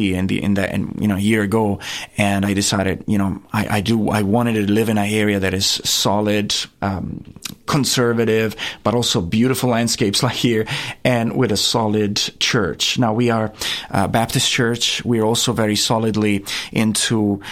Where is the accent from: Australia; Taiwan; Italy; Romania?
Italy; Castiglione del Lago, Umbria; moved away as an adult; now in Theta, Tennessee, United States; I grew up there, right in the heart of Italy, just 2 hours north of Rome.